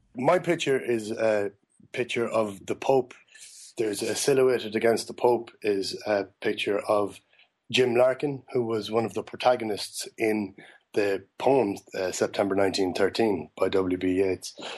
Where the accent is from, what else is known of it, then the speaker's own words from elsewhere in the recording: Ireland; I'm proud to be an Irishman still